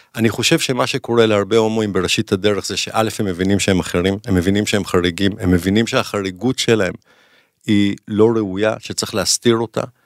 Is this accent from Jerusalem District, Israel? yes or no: yes; Jerusalem, Jerusalem District, Israel; כשאני גדלתי בירושלים, משפחה טובה כזאת